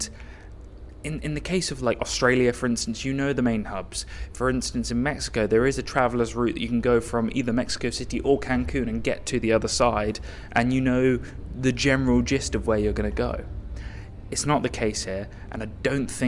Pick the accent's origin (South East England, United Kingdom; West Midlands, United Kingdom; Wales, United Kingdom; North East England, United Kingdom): South East England, United Kingdom; Reading; where I'm from Reading